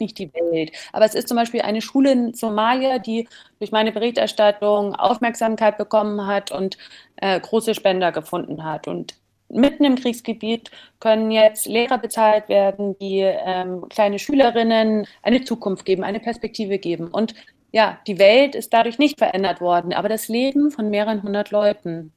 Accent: Germany; dass ich als Deutsche

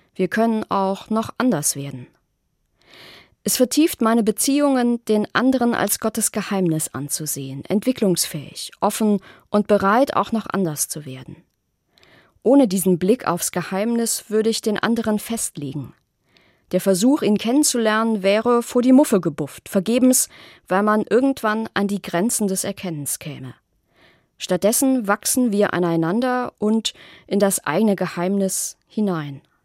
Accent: Rhineland, Germany; mir als Rheinländerin

